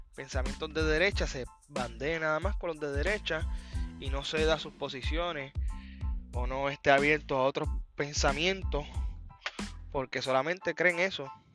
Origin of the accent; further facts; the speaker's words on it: Puerto Rico; soy un puertorriqueño independentista